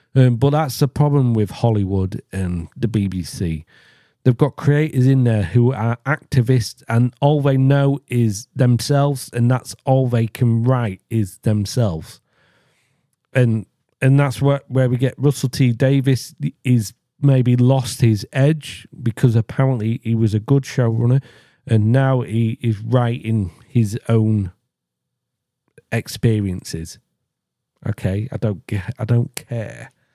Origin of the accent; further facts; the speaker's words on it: England, United Kingdom; I am English